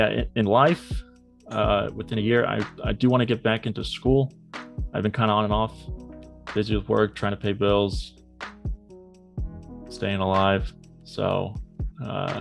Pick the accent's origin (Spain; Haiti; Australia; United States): United States; Cape Canaveral, Florida; now in Tampa, United States; move out to Cape Canaveral area. He goes, yeah, we'll probably get out there in like years. And that's where I grew up.